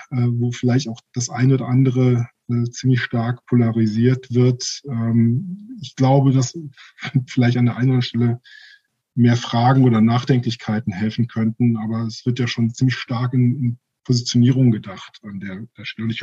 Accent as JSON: {"language": "German", "country": "Germany", "tie": "born or raised there", "said": "ich bin ja in Deutschland groß geworden."}